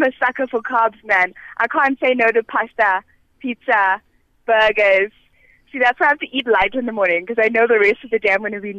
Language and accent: English; Bulawayo, Zimbabwe; moved away as an adult; now in South Africa; I grew up in Bulawayo, a really small town.